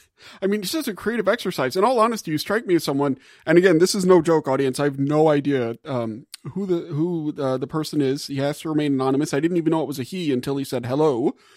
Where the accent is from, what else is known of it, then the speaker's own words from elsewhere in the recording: Gulf South, United States; moved away as an adult; now in Indiana, United States; I am from the Gulf South and lived there for the first 30 some years of my life. And then I moved up to Purdue in order to take this job at Illinois Indiana Sea Grant.